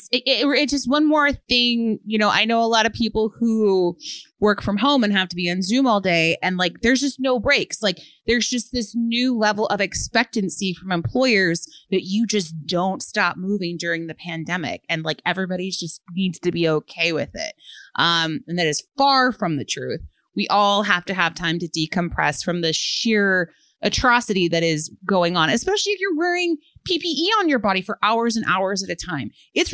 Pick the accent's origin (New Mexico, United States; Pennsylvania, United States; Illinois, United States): Illinois, United States; Chicago; I'm from Chicago myself, and I've lived in Logan Square area for 5 years